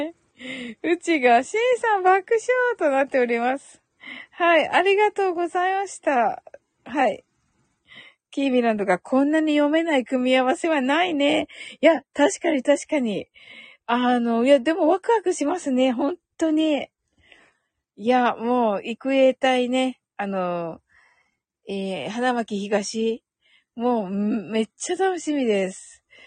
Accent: Kyushu, Japan; 私九州人

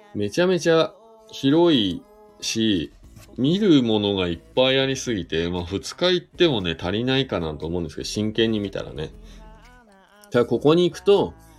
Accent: Shizuoka, Japan; moved away as an adult; now in Hakuba, Japan; 僕、静岡県出身なんで富士山がね、いつも目の前にあるところで生まれ育った

